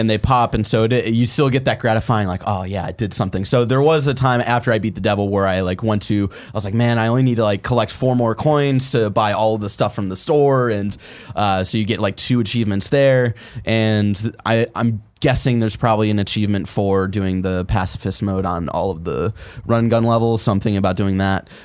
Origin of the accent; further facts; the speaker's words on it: Cleveland, Ohio, United States; I'm from Cleveland